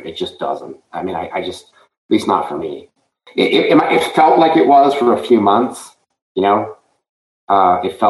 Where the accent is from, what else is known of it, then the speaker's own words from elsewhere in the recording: Montreal, Quebec, Canada; now in Florida, United States; I grew up in Montreal